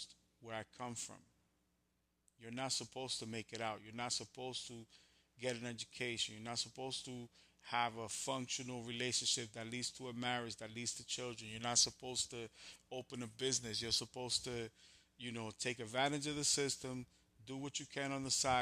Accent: New York, United States; I'm from New York

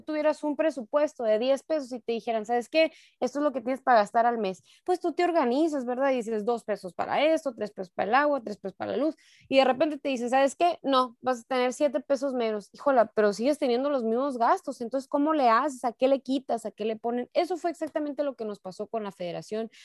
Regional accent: Sonora, Mexico; como sonorenses, como mexicanos

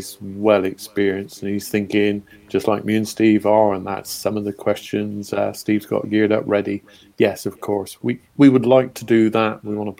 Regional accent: Forest of Dean, South West England, United Kingdom; I come from the Forest of Dean

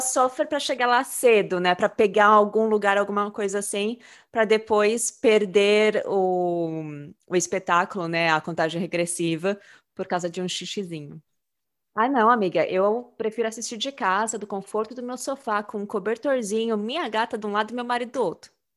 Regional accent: São Paulo, Brazil; moved away; eu cresci em São Paulo

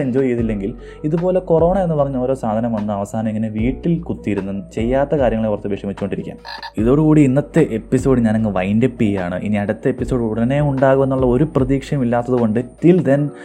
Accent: Malayali, Kerala, India; moved away as an adult; also born or lived in Bangalore; നമ്മൾ മലയാളികൾക്കൊരു പ്രത്യേകതയുണ്ട്

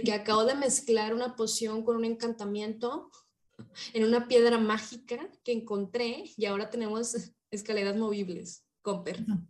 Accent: Mexico; somos mexicanas

